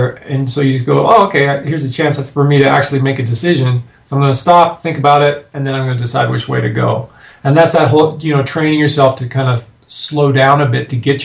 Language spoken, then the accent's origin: English; Canada; now in United States; I'm a Canadian living in the States now